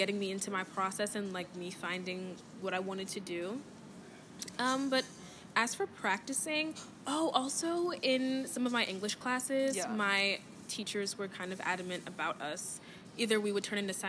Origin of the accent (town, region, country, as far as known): Philadelphia, Pennsylvania, United States; born or raised there; moved away